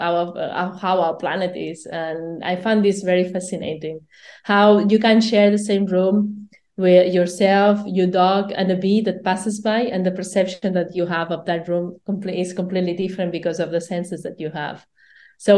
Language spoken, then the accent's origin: English; Barcelona, Catalonia, Spain; I'm from Barcelona